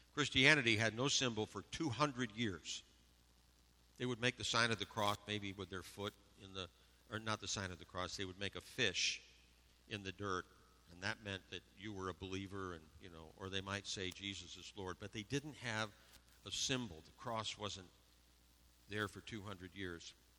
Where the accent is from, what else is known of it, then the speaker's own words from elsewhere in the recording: Western New York, United States; I grew up in Western New York